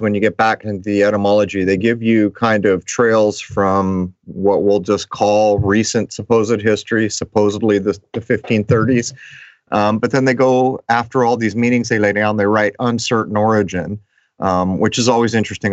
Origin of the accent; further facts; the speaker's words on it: La Mesa, California, United States; La Mesa, which is my hometown of San Diego.